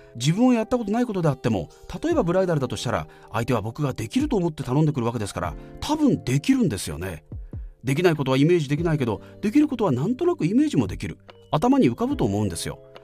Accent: Fukui, Japan; 地元福井でナレーションイベント MC

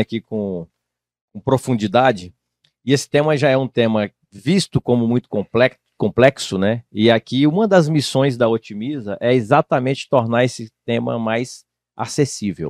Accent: Tocantins, Brazil; moved away; Eu morava no estado de Tocantins, eu sou natural de Tocantins

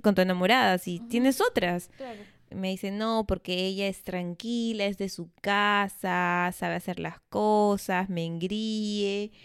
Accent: Peru; como peruanas o peruanos

